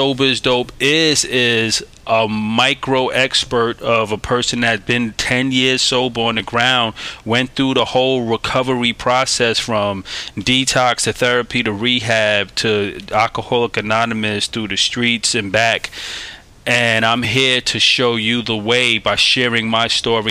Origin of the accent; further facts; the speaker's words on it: New York City, New York, United States; also born or lived in Staten Island, New York; I'm a kid from Brooklyn, New York, hailing from New York City. I was born in Staten Island